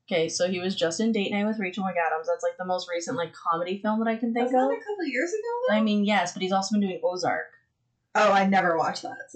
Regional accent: Canada; We are the little children of Canada.

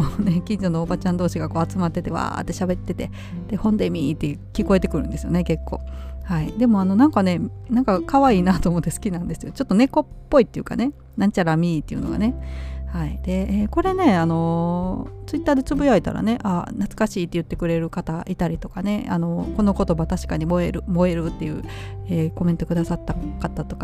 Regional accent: Nara, Japan; born or raised there; accent: Nara dialect / Kansai; moved away

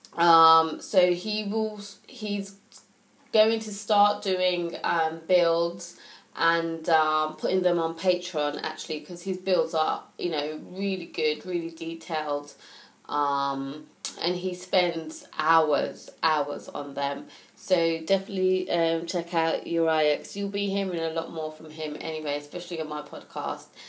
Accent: United Kingdom; as a British person

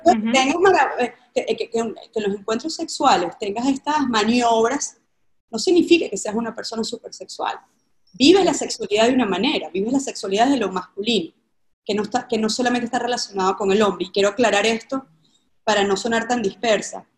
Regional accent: Caracas, Capital District, Venezuela; yo vengo de Caracas, Venezuela, de una familia tradicional

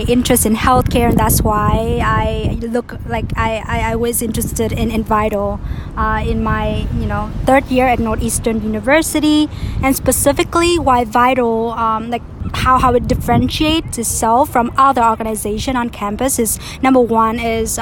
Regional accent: Vietnam; moved away as an adult; now in Boston, United States; I'm from Vietnam, but I've been in Boston for the past 3 years or so.

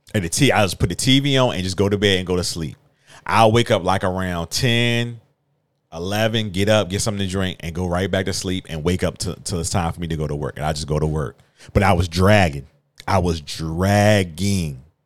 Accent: Virginia, United States; I'm a country boy. I'm from Virginia

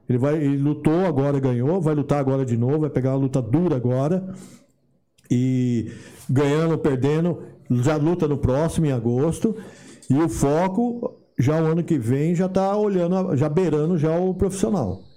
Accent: Brazil; moved away as an adult; also born or lived in Los Angeles, United States; saí no Brasil em 93. Quando eu saí do Brasil, eu já tava com mais de 30 anos.

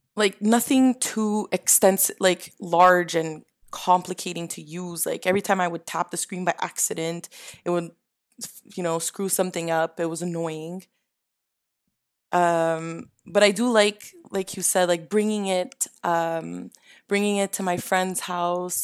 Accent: Canada; I'm a Canadian stereotype

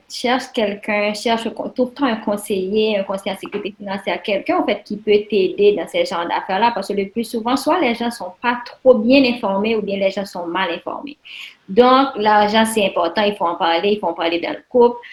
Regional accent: Haiti; now in Canada; je suis haïtienne, puis mes parents sont en Haïti

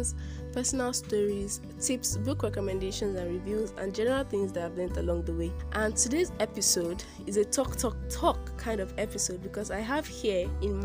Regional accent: eastern part of Nigeria, eastern Nigeria, Nigeria; We were both born in Nigeria

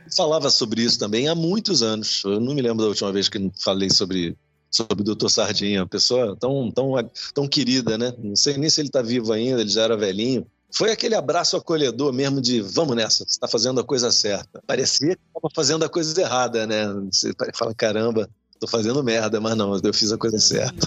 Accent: Leme, São Paulo, Brazil; Leme, estamos falando de Leme, interior de São Paulo, ali perto de Araras, é, Pirassununga. Eu nasci ali

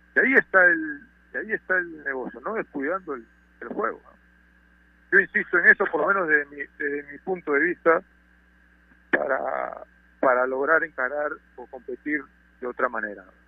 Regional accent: Peru

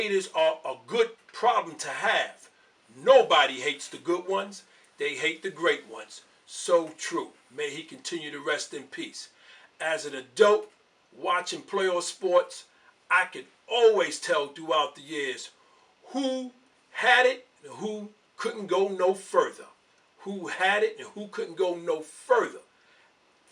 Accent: New York City, New York, United States; I am born and raised in New York City

